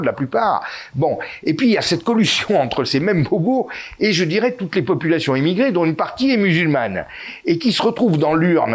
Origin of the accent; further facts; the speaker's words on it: France; nous sommes français